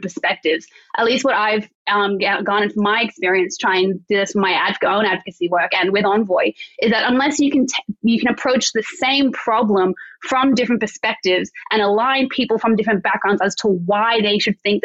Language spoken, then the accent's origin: English; Canberra, Australian Capital Territory, Australia; I grew up in Canberra.